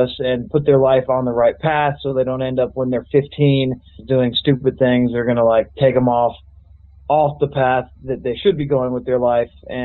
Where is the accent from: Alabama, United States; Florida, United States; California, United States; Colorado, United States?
Colorado, United States; I grew up in Colorado